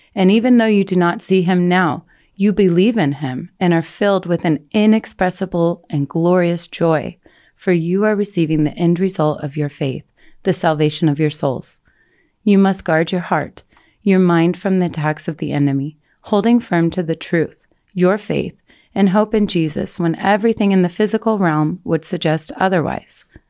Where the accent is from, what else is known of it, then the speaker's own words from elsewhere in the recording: Colorado, United States; moved away as an adult; I was able to move back to Colorado. I had never wanted to return to the US, let alone to my hometown